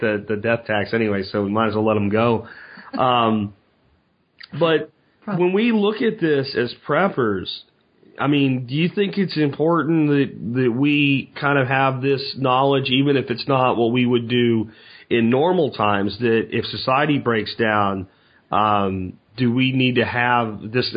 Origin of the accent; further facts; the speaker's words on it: Pennsylvania, United States; where I grew up in Pennsylvania